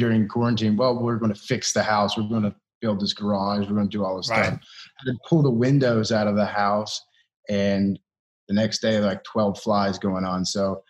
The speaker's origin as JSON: {"language": "English", "region": "Kentucky", "country": "United States", "said": "I'm from Kentucky"}